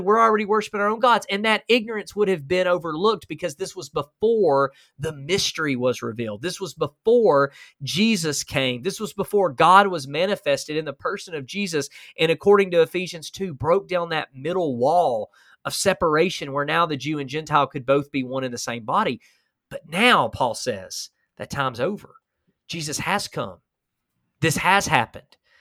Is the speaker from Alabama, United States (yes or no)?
yes; Huntsville, Alabama, United States; I'm from Alabama